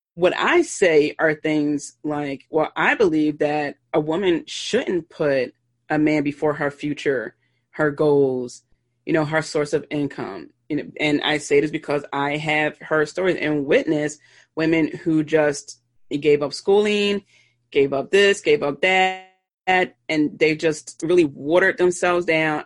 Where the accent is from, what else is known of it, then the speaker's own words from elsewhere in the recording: Philadelphia, Pennsylvania, United States; I'm from Philly, so I pronounce water as W A, or excuse me, W O O D E R